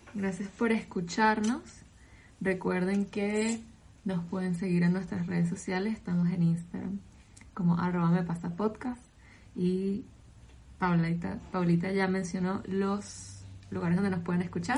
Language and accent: Spanish; Venezuela; moved away; soy venezolana